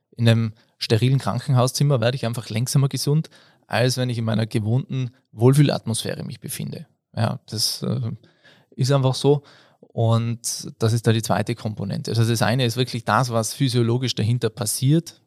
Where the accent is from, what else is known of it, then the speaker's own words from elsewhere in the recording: Innsbruck, Tyrol area, Austria; now in Patsch, Austria; Ich äh, bin da aus der Tiroler Gegend, Innsbruck, Patsch wohne ich jetzt